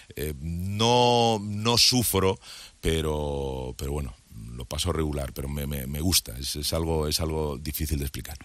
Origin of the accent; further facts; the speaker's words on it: Madrid, Community of Madrid, Spain; moved away as an adult; now in Andalusia, Spain; Yo me crié en Madrid